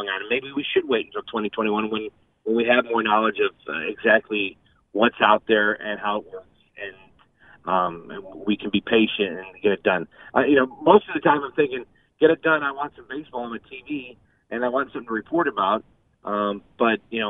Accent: Greendale, Wisconsin, United States; I grew up in Greendale

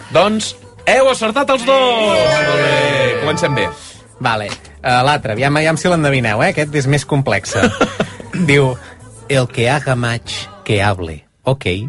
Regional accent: Valls, Catalonia, Spain; moved away; jo sóc de poble, eh, també. Vull dir que jo sóc de Valls, que és un poble gran, una ciutat petita.

